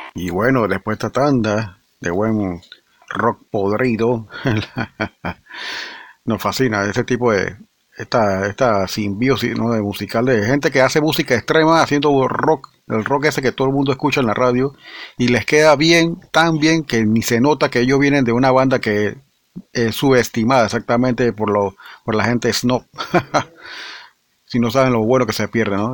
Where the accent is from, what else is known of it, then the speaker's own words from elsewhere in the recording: Panama; aquí del país vecino de nosotros